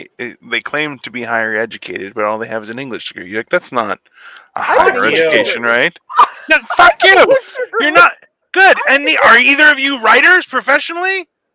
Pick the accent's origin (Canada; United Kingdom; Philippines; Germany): Canada; as a Canadian